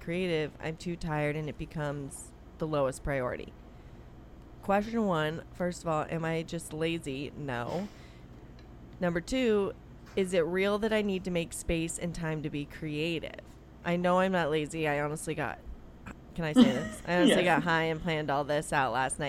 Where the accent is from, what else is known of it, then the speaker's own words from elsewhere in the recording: United States; as American women